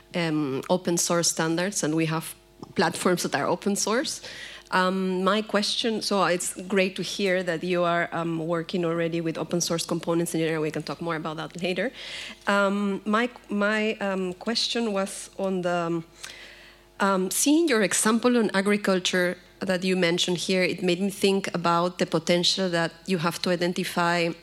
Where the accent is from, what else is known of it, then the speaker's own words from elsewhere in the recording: Peru; I am from Latin America, so I'm from Peru